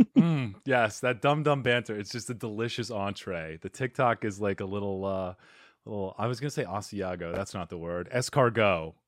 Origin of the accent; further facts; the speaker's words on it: Arizona, United States; I'm from Arizona, so we meet, you know, battling scorpions and s-, surviving in the desert